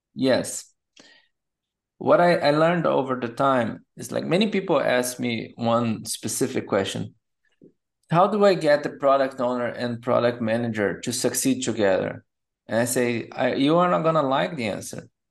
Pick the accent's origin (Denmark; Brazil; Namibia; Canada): Brazil; moved away as an adult; also born or lived in São Paulo, Brazil; now in Germany; And then I moved from Brazil to Germany.